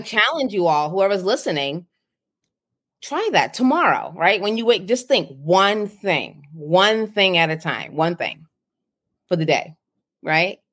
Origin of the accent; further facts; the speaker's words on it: Boston, Massachusetts, United States; moved away; I grew up in Boston, the inner city